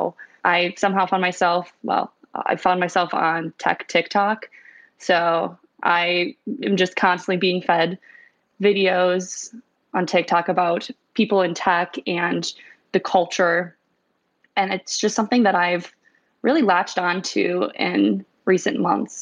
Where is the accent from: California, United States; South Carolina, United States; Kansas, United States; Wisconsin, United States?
Wisconsin, United States; Milwaukee; moved away as an adult; also born or lived in Cincinnati; I'm originally from Wisconsin. I grew up in the Milwaukee suburbs